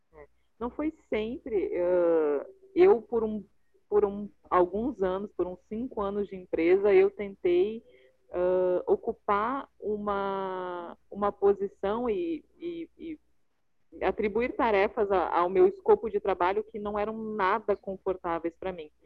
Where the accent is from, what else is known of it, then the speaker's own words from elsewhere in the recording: Rio Grande do Sul, Brazil; also born or lived in Curitiba; now in Rio de Janeiro, Brazil; eu sou gaúcha, sou empresária, moro no Rio, já morei em Curitiba, moro no Rio hoje